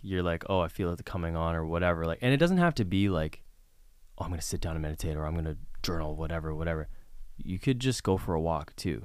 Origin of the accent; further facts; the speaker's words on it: Vancouver, British Columbia, Canada; moved away as an adult; also born or lived in Prince Edward Island / Toronto; I grew up in Vancouver, British Columbia